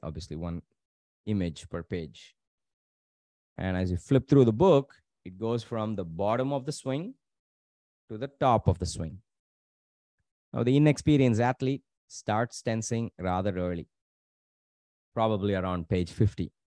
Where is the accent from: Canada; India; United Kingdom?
India; Tamil Nadu; growing up in Tamil Nadu